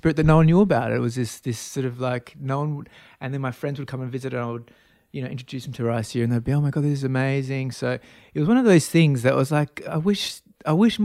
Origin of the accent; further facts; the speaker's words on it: Australia; My background is I'm from Australia, so I could probably pick up my accent